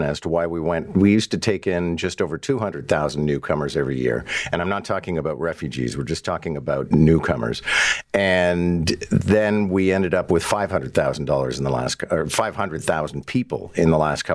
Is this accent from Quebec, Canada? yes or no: yes; Montreal, Quebec, Canada; now in Toronto, Canada; I grew up in Montreal